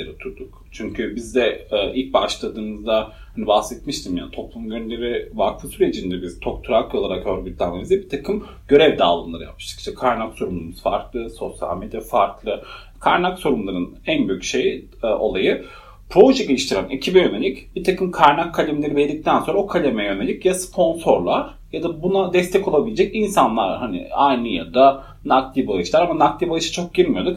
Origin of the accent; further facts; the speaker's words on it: Malatya, Turkey; moved away as an adult; also born or lived in Edirne; doğduğum şehir Malatya. Malatya çok küçük bir yer